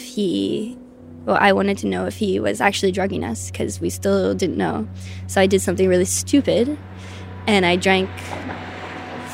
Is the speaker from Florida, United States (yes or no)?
no; California, United States; moved away as an adult; now in Shanghai, China; I'm from California. I'm 25 years old. I live in Shanghai, China